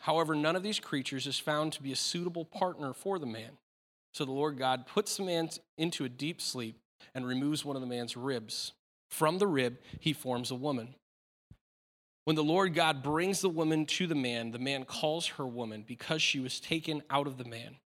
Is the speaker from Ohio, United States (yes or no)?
no; Aberdeen, Washington, United States; moved away; I was born in Aberdeen, Washington